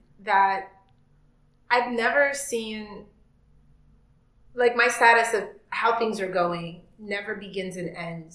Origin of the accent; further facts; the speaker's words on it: United States; now in Vienna, Austria; I'm American